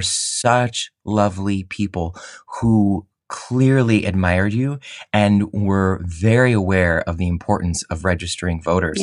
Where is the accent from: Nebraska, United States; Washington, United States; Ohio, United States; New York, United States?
Ohio, United States; Cleveland; I grew up in Cleveland